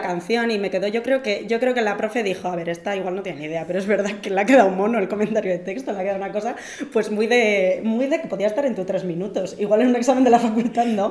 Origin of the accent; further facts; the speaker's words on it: Basque Country, Spain; mi tierra